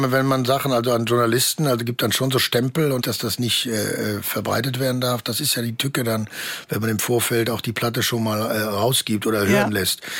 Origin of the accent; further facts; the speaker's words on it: Bochum, North Rhine-Westphalia, Germany; moved away; also born or lived in Hamburg / Munich / Cologne; Ich bin auch, äh, freue mich auch darüber und habe da eine tolle Zeit verlebt in meinem